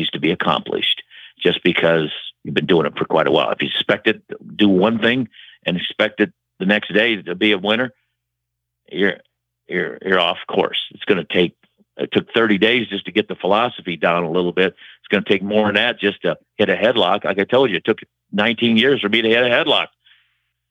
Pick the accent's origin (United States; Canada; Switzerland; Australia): United States; Waterloo, Iowa; Waterloo, my hometown